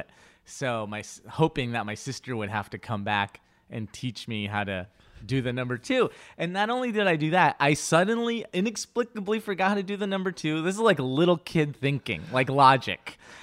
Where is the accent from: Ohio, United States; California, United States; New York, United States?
California, United States; Inglewood; first language Spanish; English is a second language; I grew up in Englewood